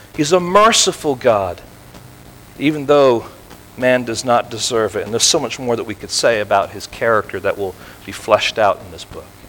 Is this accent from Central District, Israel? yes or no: no; Tel Aviv, Tel Aviv District, Israel; now in California, United States; I was born in Tel Aviv